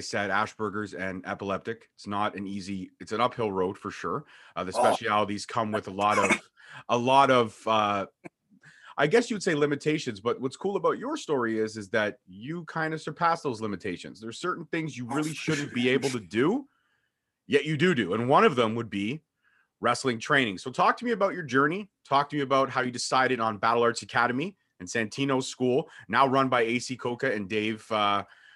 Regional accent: Brampton, Ontario, Canada; born and raised in Brampton

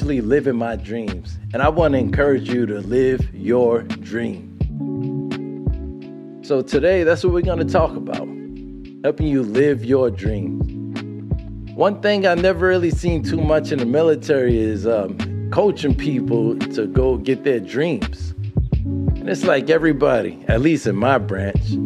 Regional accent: New York City, New York, United States; growing up in Brooklyn, growing up in Brooklyn

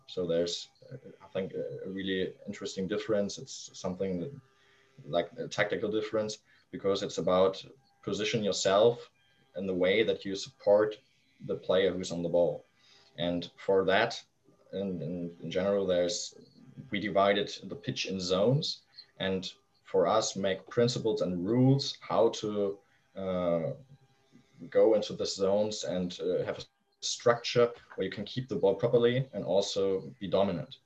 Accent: Flensburg, Schleswig-Holstein, Germany; born or raised there; English is a second language; also born or lived in Kiel

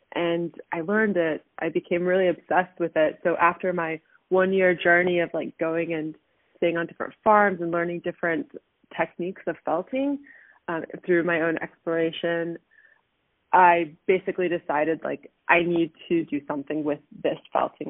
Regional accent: Canada; moved away as an adult; also born or lived in Southern California, United States; now in Germany; I moved back to Canada. I graduated from high school

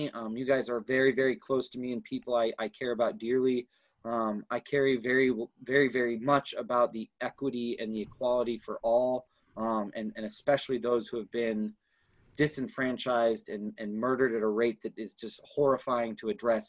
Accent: Minneapolis, Minnesota, United States; also born or lived in Baltimore, Maryland / Houston, Texas; I was born in Baltimore, Maryland. I lived in Houston for about 4 years before we moved up to the Twin Cities. So Twin Cities has always been home for me.

